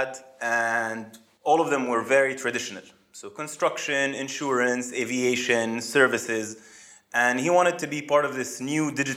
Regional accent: Amman, Amman Governorate, Jordan; moved away as an adult; also born or lived in United States / Saudi Arabia; I was born and raised in Jordan, in Amman, moved to the US to study industrial engineering at Purdue University

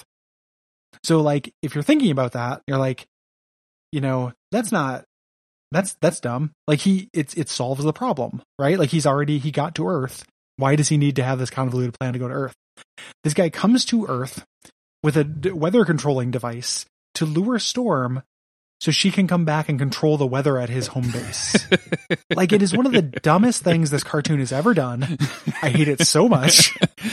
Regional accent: DeKalb, Illinois, United States; the nicest country club in DeKalb, Illinois, is still not very nice, but still was like, the hoi polloi of my shitty hometown

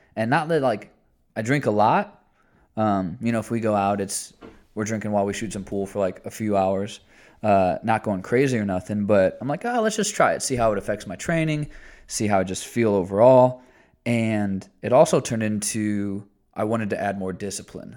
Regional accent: Indiana, United States; I'm still from Indiana.

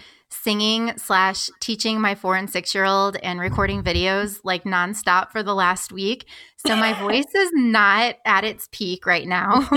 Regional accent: Springfield, Illinois, United States; came back to Springfield, my hometown in Illinois

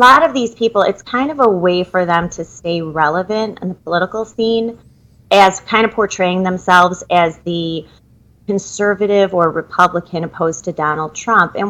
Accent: Naperville, Illinois, United States; I grew up in Naperville

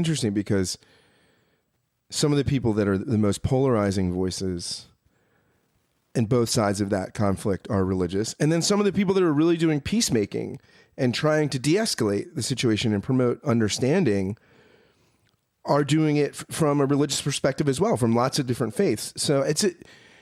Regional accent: United States; my experience as an American right now

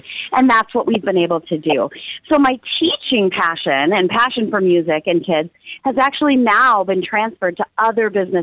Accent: Minneapolis, Minnesota, United States; also born or lived in Iowa; I was born in Iowa, but I have been raised in Minneapolis, Minnesota

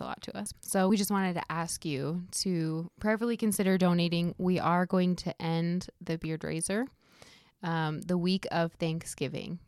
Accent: Iowa, United States; we're from Iowa as well

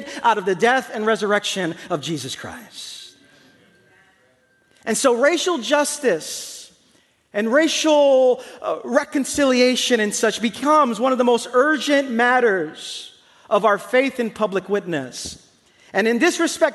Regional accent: New York City, New York, United States; I grew up in the East New York section of Brooklyn

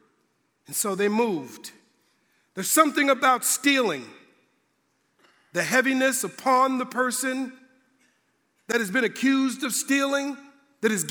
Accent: Minneapolis, Minnesota, United States; moved away as an adult; now in Indiana, United States; growing up in Minnesota, it gets cold

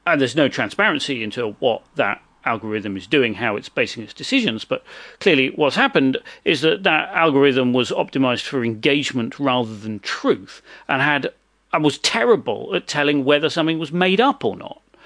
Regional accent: England, United Kingdom; I'm from England

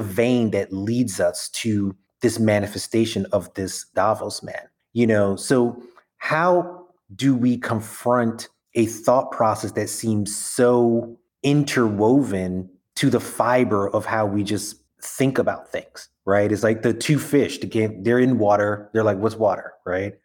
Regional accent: New York City, New York, United States; I'm from Brooklyn through and through

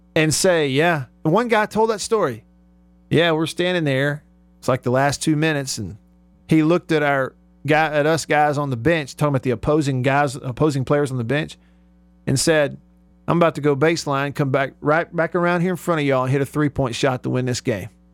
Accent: Russellville, Alabama, United States; Grew up in that small town, Russellville, Alabama.

